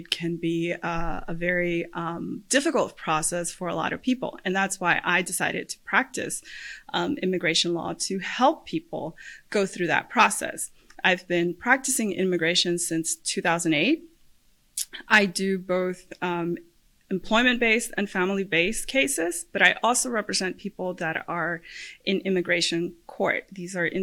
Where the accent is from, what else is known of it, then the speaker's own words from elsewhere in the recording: Puerto Rico; moved away as an adult; now in Central Florida, United States; I am originally from Puerto Rico. I was born and raised there. I went to law school there.